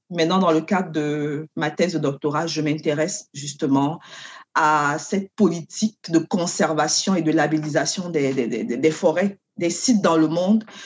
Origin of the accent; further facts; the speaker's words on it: Cameroon; moved away as an adult; now in Canada; je viens du Cameroun.